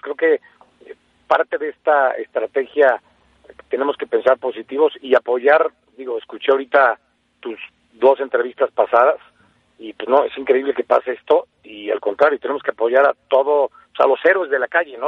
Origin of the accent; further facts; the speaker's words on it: Mexico; como buenos mexicanos